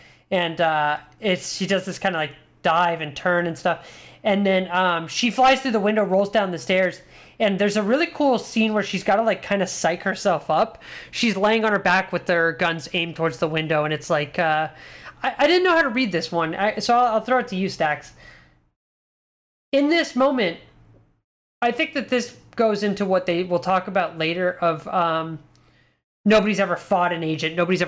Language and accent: English; Mission Viejo, California, United States; I remember growing up in Mission Viejo, California, in Irvine, which was right next to Mission Viejo at the Irvine Spectrum.